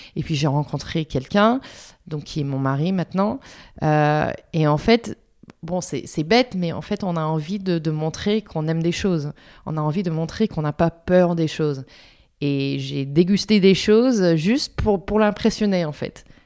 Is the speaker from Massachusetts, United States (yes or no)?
no; Philadelphia, Pennsylvania, United States; French is a second language; moved away as an adult; now in Paris, France; J'ai grandi à Philadelphie, euh, en Pennsylvanie.